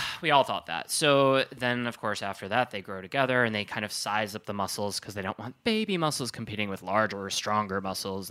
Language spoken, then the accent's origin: English; Wisconsin, United States; growing up in Wisconsin, Lake Michigan